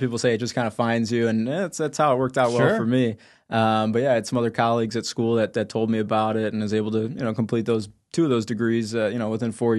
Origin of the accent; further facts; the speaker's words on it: Chicago, Illinois, United States; now in Phoenix, United States; That is home now. Yeah, born and raised in the Chicago area, but I've lived out there for about going on 3 years now.